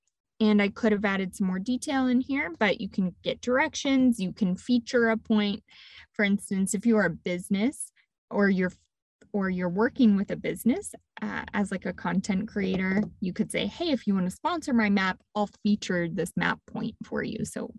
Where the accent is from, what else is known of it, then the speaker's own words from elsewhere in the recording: Texas, United States; Yes, I'm from Texas originally